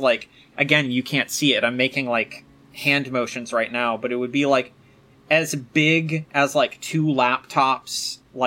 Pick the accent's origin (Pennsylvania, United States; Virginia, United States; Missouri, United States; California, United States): Virginia, United States; the area that I grew up, I was close enough to Richmond